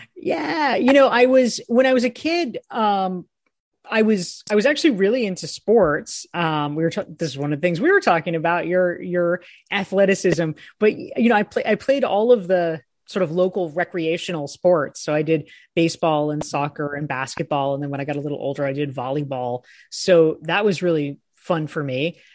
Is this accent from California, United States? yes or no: no; Pinehurst, North Carolina, United States; I ended up growing, growing up in Pinehurst